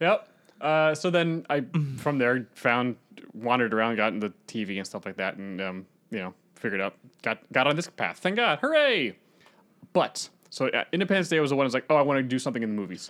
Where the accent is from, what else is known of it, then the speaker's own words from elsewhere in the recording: Northern Virginia, United States; I, I'm from Northern Virginia